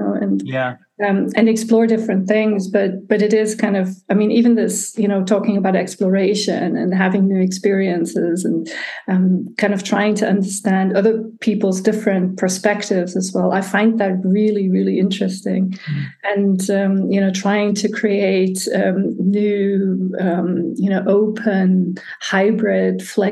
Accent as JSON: {"language": "English", "town": "Tübingen", "region": "Baden-Württemberg", "country": "Germany", "tie": "born or raised there", "also_born_or_lived": "United States / San Francisco / United Kingdom", "moved": "as an adult", "said": "I was born in Germany and I was raised here, but in my early 20s, I went to study in the United States."}